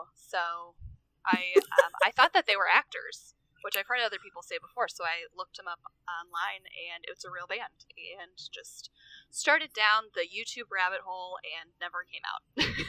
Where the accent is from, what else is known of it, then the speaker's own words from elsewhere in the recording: Kansas City, Missouri, United States; I am from Missouri, Kansas City, so not too far from Sam.